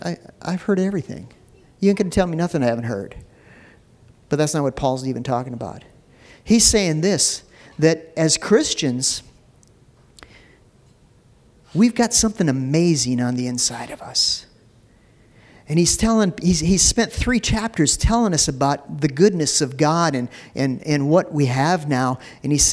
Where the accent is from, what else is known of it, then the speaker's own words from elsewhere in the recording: Minneapolis, Minnesota, United States; I grew up in North Minneapolis, and it was a rough area.